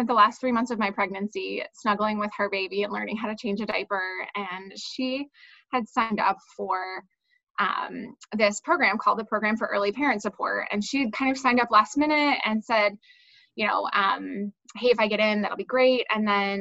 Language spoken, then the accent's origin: English; Durham, North Carolina, United States; moved away as an adult; now in North Carolina, United States; I'm originally from North Carolina. I grew up in Durham